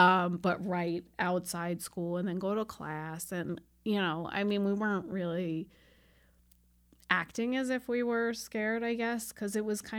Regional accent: Long Island, New York, United States; moved away as an adult; I grew up on Long Island, so we did go to Manhattan a lot

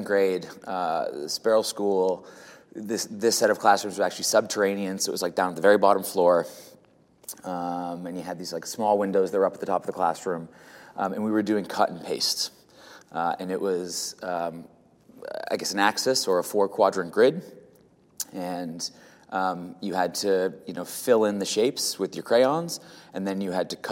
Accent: South Shore of Massachusetts, United States; I grew up in the South Shore of Massachusetts

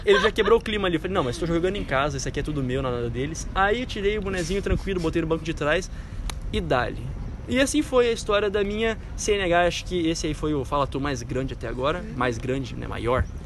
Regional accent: Brazil; sou brasileiro mesmo

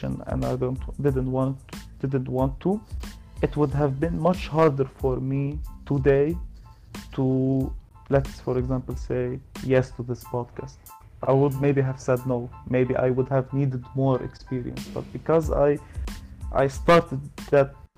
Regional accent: Lebanon; I'm from Lebanon

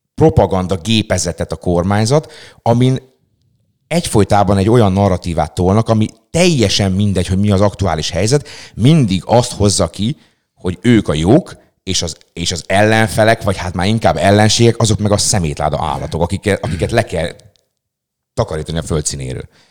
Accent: Szeged, Csongrád-Csanád, Hungary; Én mondjuk például pont egy olyan lakótelepi részen nőttem fel gyerekkoromban

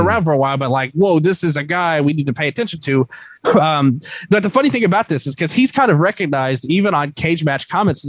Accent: United States; I'm from America

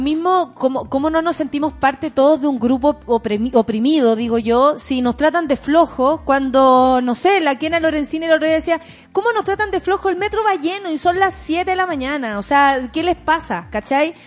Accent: Chile

